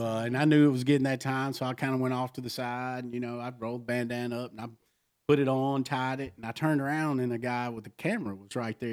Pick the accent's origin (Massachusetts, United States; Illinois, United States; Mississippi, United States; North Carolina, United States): Mississippi, United States; I'm from Mississippi.